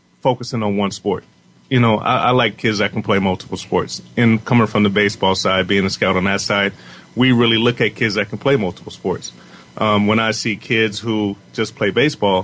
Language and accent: English; Southern California, United States; we're from Southern California